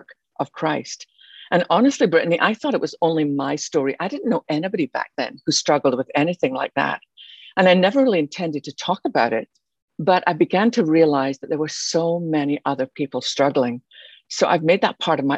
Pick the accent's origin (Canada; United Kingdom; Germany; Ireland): United Kingdom; Scotland; moved away as an adult; now in Texas, United States; You could probably tell by my accent, although I live in Texas now, I didn't start there. I was born in Scotland.